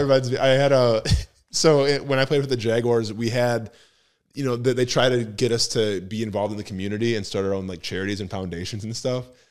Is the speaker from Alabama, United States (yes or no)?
no; Wisconsin, United States; I'm from Wisconsin